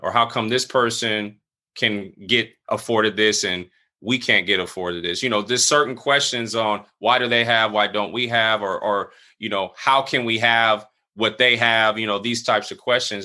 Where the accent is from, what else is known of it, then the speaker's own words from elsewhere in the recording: San Diego, California, United States; also born or lived in Cle Elum, Washington; I was born he, in San Diego, California. I grew up here for about a good twenty-two years